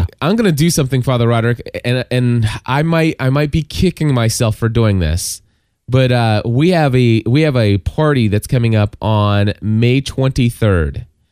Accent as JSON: {"language": "English", "region": "Kentucky", "country": "United States", "tie": "born or raised there", "said": "calling from Kentucky, my hometown"}